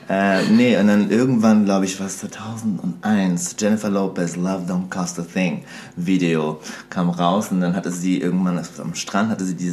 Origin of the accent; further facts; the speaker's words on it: Serbia; also ich komme eigentlich aus Serbien